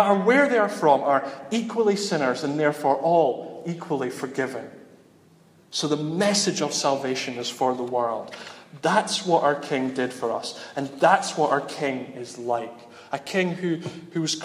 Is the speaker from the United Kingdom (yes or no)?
yes; Dundee, Scotland, United Kingdom; I'm from Dundee